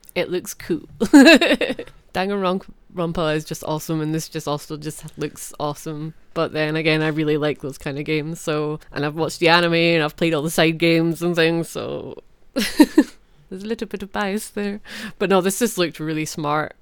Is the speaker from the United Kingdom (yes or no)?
yes; Scotland, United Kingdom; I'm Scottish